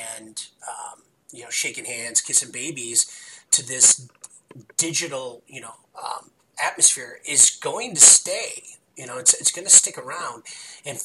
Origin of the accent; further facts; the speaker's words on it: Chicago, Illinois, United States; I'm from Chicago. You can tell by my voice